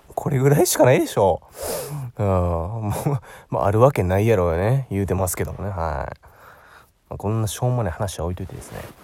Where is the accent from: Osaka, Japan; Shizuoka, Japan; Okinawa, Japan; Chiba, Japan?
Osaka, Japan; 僕、大阪出身なんですけど